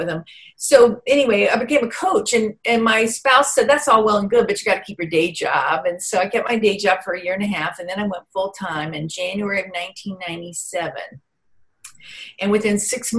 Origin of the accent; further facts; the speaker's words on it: Vicksburg, Mississippi, United States; I grew up in Vicksburg, Mississippi